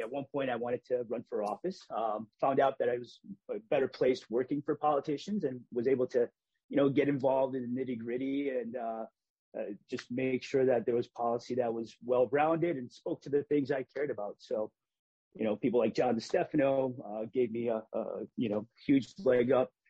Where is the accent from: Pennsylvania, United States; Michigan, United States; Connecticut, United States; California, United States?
Connecticut, United States; Hartford; I grew up in Hartford.